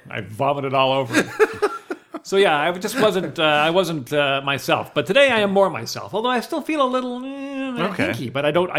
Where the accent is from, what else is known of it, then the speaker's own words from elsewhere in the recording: White Rock, British Columbia, Canada; now in Cloverdale, Canada; I grew up in White Rock